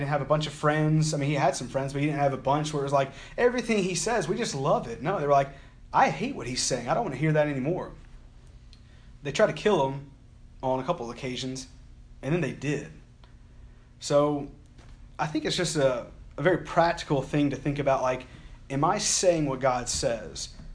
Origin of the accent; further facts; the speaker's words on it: Alabama, United States; I'm from Alabama